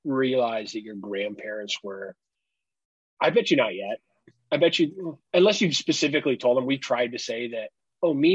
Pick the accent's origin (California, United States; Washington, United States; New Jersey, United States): California, United States; we grew up out in California